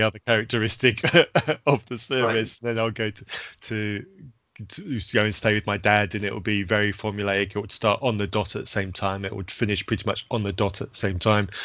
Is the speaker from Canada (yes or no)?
no; Zambia; when I was growing up in Zambia